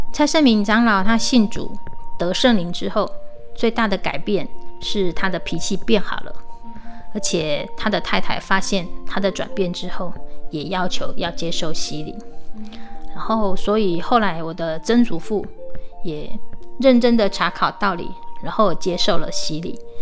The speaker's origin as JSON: {"language": "Chinese", "town": "Minxiong", "region": "Chiayi County", "country": "Taiwan", "tie": "born or raised there", "said": "也是我们的故乡，民雄"}